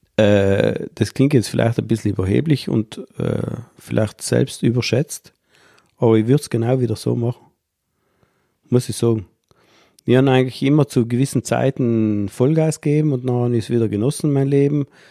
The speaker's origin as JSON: {"language": "German", "area": "South Tyrol", "region": "Trentino-Alto Adige", "country": "Italy"}